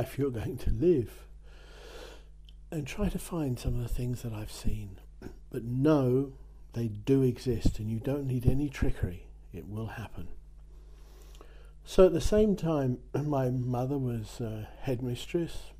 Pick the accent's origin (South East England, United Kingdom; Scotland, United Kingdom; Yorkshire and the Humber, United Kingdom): South East England, United Kingdom; near Dover; now in France; I'm English. I was born near Dover into a family.